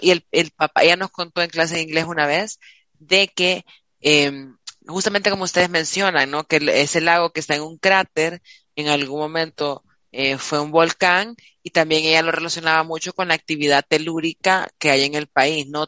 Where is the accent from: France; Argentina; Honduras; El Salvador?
El Salvador; nos las regalaron a los salvadoreños